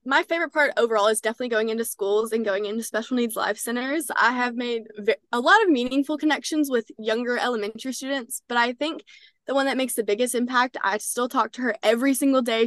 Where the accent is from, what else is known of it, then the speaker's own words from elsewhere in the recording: Texarkana, Texas, United States; I'm from Texarkana, Texas